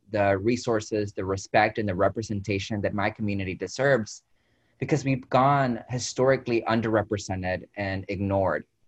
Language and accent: English; Dalton, Georgia, United States; moved away as an adult; now in Texas, United States; I grew up in a small town in Georgia, Dalton